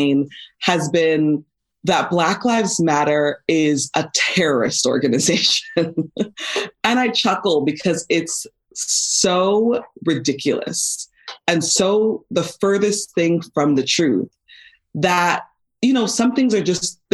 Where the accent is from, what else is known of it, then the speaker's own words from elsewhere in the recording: Los Angeles, California, United States; life growing up in Van Nuys.